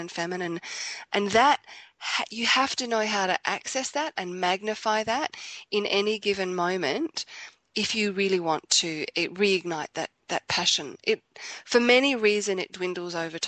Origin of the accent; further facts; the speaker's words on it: Australia; I'm from Australia